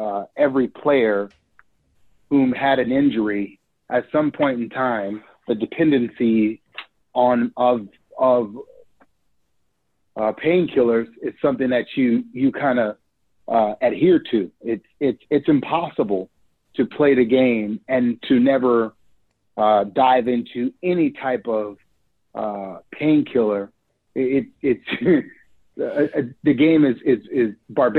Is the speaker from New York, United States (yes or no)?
no; New Orleans, Louisiana, United States; So I'm from New Orleans, Louisiana. Grew up in two rough parts of town, born and raised in the Third Ward